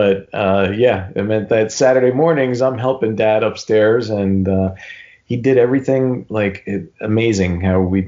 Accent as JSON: {"language": "English", "town": "Newark", "region": "New Jersey", "country": "United States", "tie": "born or raised there", "said": "He and my uncle owned a pretty popular restaurant where we grew up in Newark"}